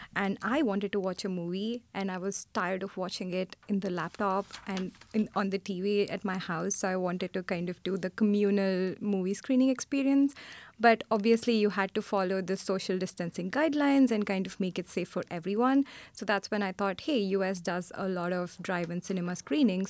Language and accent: English; India; now in New York City, United States; I'm originally from India